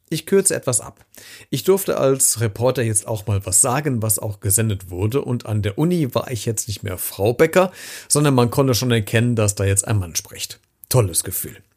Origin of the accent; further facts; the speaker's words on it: Hesse, Germany; accent: Hessian; Mein hessischer Dialekt war zu stark, die Stimme zu hoch und die Klangfarbe, ach, vergessen wir's.